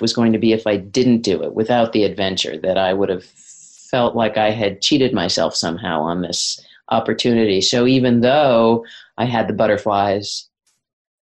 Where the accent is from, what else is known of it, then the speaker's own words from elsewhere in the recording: Washington, District of Columbia, United States; moved away as an adult; now in Wellington, New Zealand; I grew up in Washington, D.C.